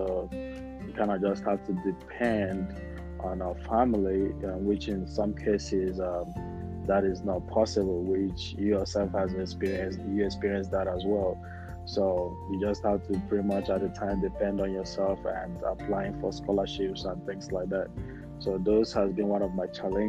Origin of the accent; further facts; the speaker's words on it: Imo, Nigeria; moved away as an adult; also born or lived in Utah; now in Texas, United States; I'm from Nigeria, and I grew up in the village, in Imo State, and I stayed there for about 17, 18 years before I moved out